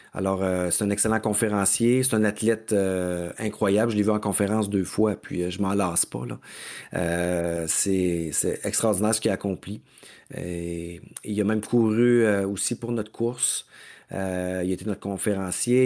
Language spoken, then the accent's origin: French; Mauricie, Quebec, Canada; je suis du diable en Mauricie, de mon coin de pays aussi.